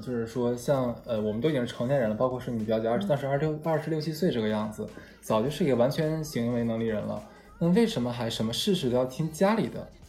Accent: North China, China; 可能一是因为我们是北方人嘛，北方人本来就相对来说比较比较大方一点，

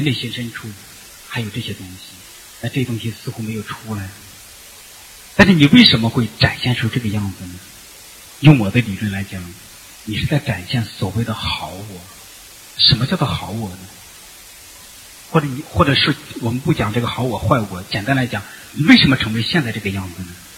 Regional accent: China; 就作为中国人，我们都知道，就是乖。听话。

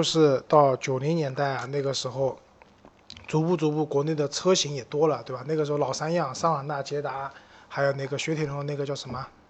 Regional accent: Shanghai, China; 对于我们上海人来讲，董家渡花鸟市场是一个蛮有标志性的地方

